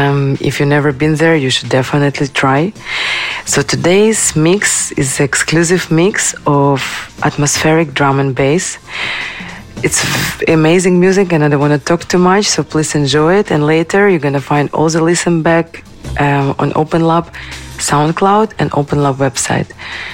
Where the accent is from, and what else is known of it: Kyiv, Ukraine